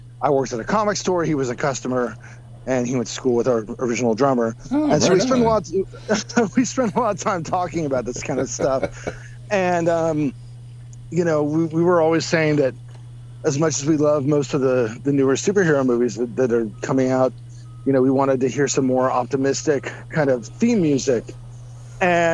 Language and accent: English; United States; as an American